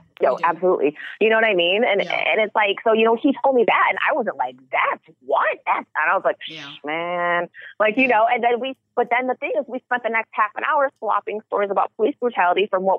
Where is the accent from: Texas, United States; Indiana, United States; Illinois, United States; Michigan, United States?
Illinois, United States; Chicago; I'm from Chicago. We have a huge police brutality problem.